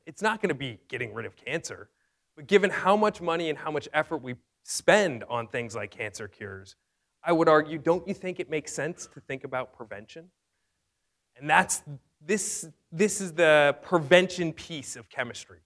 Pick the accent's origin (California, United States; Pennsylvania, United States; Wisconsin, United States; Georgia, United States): California, United States; Fresno; my hometown in Fresno, California